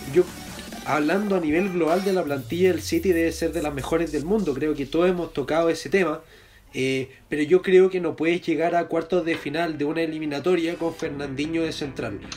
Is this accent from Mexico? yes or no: no; Chile; yo como chileno